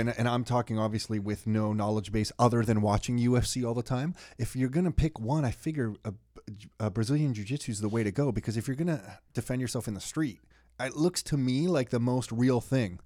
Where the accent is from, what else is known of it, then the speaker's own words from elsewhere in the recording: Canada; we're from Canada